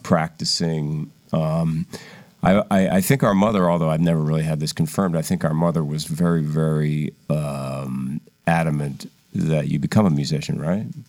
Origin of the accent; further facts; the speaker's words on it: Philadelphia, Pennsylvania, United States; we grew up in Philadelphia.